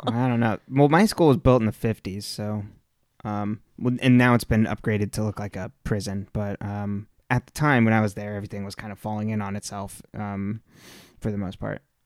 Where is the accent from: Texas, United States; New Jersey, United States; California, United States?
California, United States; I was born and raised in California